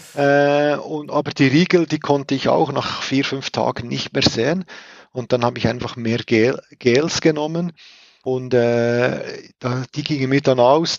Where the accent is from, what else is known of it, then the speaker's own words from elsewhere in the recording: Switzerland; bei uns in der Schweiz